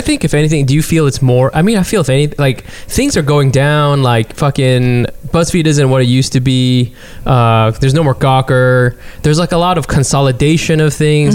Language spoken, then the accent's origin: English; Texas, United States; in Texas, when I was growing up in Texas